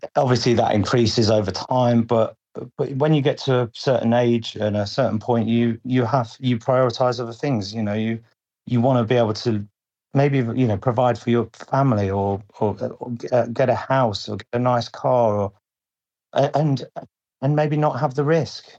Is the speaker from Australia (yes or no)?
no; Lincolnshire, East Midlands, United Kingdom; I'm from uh, Lincolnshire, mm-hmm. very sort of rural area, quiet, sleepy town.